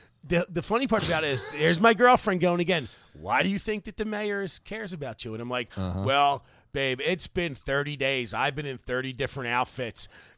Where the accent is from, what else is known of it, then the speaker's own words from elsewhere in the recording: Philadelphia, Pennsylvania, United States; now in Baltimore, United States; I'm from Philadelphia.